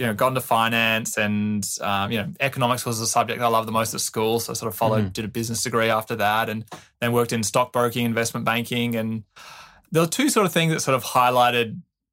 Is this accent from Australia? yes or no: yes; Adelaide, South Australia, Australia; moved away as an adult; growing up in Adelaide